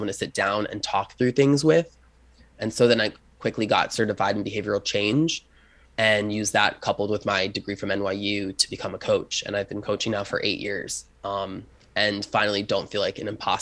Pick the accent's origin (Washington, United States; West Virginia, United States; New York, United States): New York, United States; Long Island; I grew up poor on Long Island.